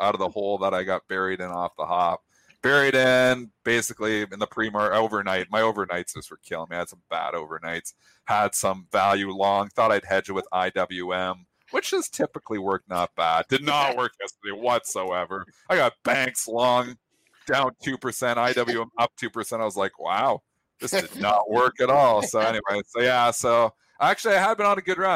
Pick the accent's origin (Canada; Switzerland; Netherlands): Canada; I'm a Canadian.